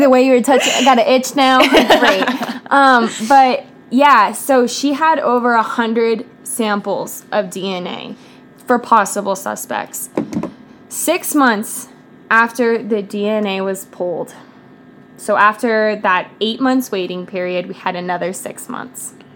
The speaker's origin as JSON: {"language": "English", "town": "Rancho Cordova", "region": "California", "country": "United States", "tie": "born or raised there", "said": "I grew up in Rancho Cordova, um, California"}